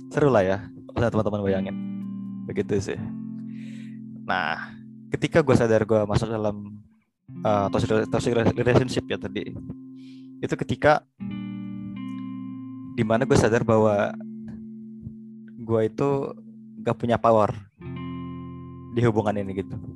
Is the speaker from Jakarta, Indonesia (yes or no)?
yes; Jakarta, Indonesia; now in Surabaya, Indonesia; gue dari Jakarta dan gue adalah seorang mahasiswa di Universitas Erlangga Surabaya.